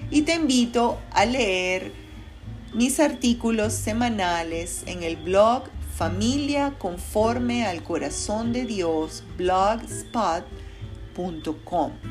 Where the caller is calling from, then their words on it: Caracas, Capital District, Venezuela; te saludo con mucho cariño desde la ciudad de Caracas, Venezuela.